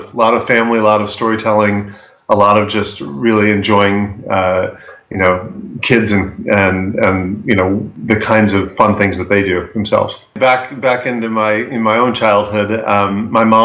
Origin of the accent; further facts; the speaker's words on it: Chicago, Illinois, United States; now in Concord, United States; I grew up in the Chicago area